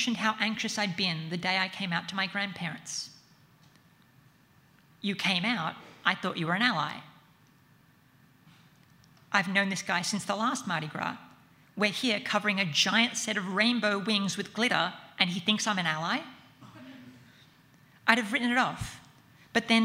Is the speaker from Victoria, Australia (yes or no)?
no; Central Coast, New South Wales, Australia; moved away; I grew up on the Central Coast, about 90 minutes drive north of here